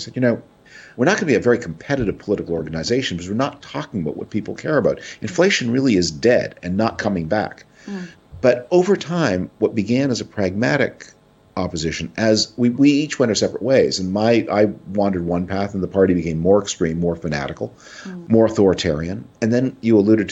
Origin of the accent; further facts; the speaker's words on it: Canada; now in United States; I was born a Canadian citizen. I still spend a lot of time in Canada.